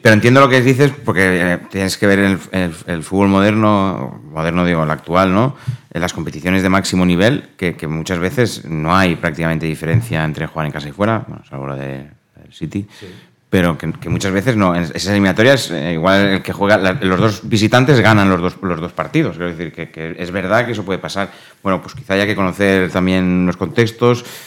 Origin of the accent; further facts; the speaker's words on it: Spain; also born or lived in Dubai; como buen ciudadano español